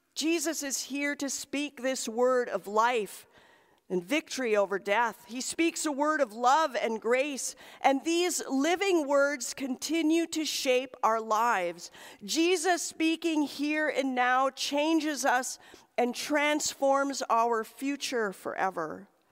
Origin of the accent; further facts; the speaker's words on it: Michigan's Upper Peninsula, United States; moved away; we visited the cemetery in my hometown